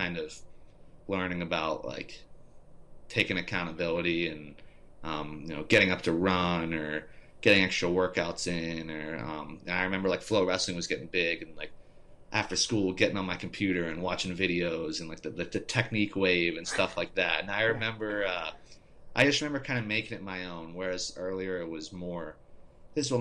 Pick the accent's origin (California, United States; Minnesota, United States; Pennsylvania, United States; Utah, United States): Pennsylvania, United States; Westmoreland County; growing up in Westmoreland County